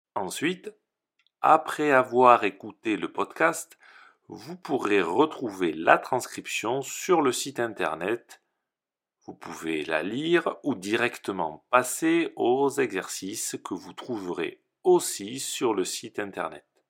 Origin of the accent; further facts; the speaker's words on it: France; je suis français et professeur de français